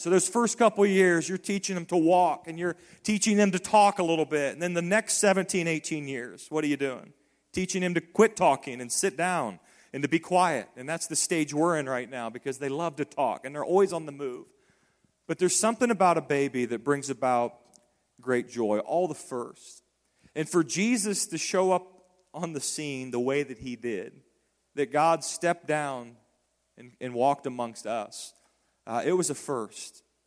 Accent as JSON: {"language": "English", "town": "Decatur", "region": "Indiana", "country": "United States", "tie": "born or raised there", "moved": "yes"}